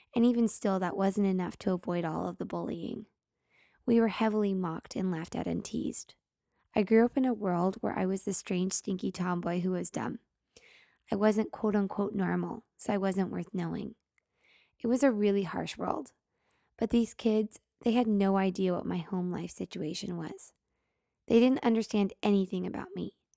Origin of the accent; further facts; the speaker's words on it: Oregon City, Oregon, United States; growing up in Oregon City, Oregon